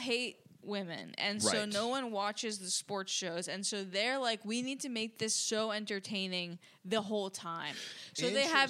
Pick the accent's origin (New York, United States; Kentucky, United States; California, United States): New York, United States; I'm from New York.